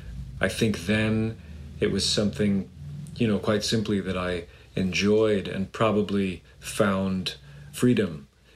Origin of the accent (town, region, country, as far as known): Sudbury, Massachusetts, United States; born or raised there; also born or lived in Boston, Massachusetts / Tisvilde, Denmark